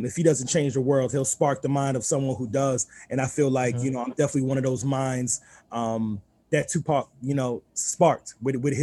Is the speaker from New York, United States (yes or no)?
yes; New York City, New York, United States; moved away; also born or lived in Southern Maryland; being born and raised in Queens